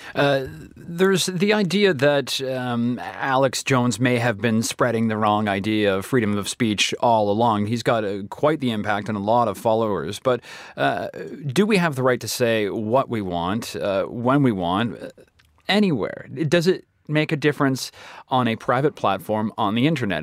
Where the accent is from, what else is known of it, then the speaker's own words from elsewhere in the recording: Canada; moved away; Canada, my home country